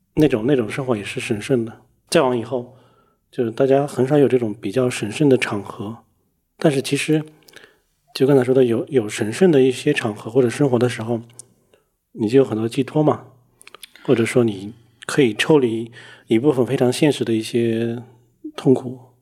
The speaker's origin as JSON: {"language": "Chinese", "country": "China", "said": "我们中国人喜欢贿赂什么神佛"}